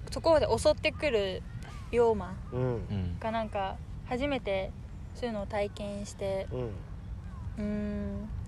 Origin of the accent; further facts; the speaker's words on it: Japan; 生まれは日本